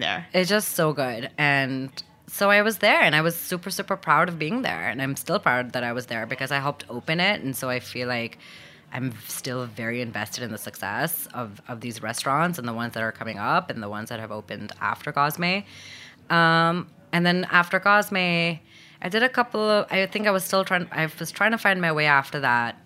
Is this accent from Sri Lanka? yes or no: no; Lahore, Punjab, Pakistan; moved away as an adult; also born or lived in Abu Dhabi, United Arab Emirates / New York, United States; now in United States; And so we moved back when I was just one. And, and then I was raised in Pakistan